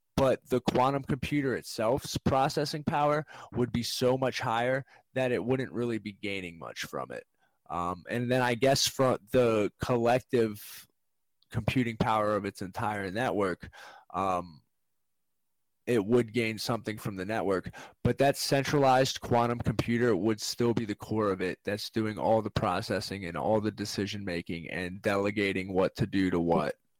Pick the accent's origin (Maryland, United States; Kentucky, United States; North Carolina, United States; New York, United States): Maryland, United States; we're from Maryland, the University of Maryland.